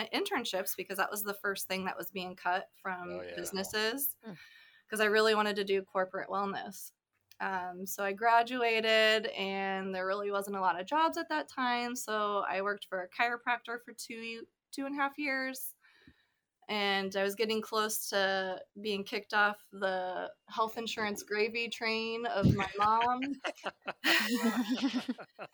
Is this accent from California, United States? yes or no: no; Chariton, Iowa, United States; I grew up in South Central Iowa, in Lucas County. I graduated from Sheraton, home of Hy-Vee.